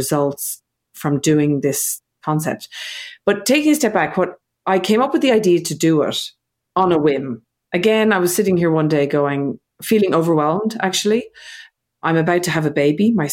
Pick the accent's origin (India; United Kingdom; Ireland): Ireland; now in Australia; I'm living in Australia. I'm from Ireland.